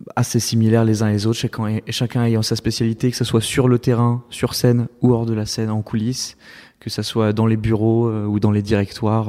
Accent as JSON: {"language": "French", "town": "Saint-Étienne", "region": "Auvergne-Rhône-Alpes", "country": "France", "tie": "born or raised there", "moved": "yes", "lives_now": "Paris, France"}